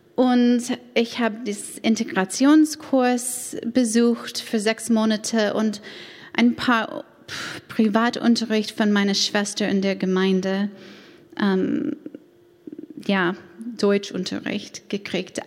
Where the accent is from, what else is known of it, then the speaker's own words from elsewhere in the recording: United States; German is a second language; moved away as an adult; now in Stade, Germany; bin ich Amerikanerin